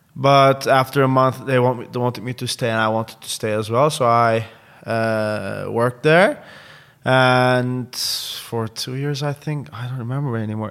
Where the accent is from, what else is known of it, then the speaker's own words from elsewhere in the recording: Istanbul, Turkey; English is a second language; moved away as an adult; now in Amsterdam, Netherlands; I was born and raised in Istanbul.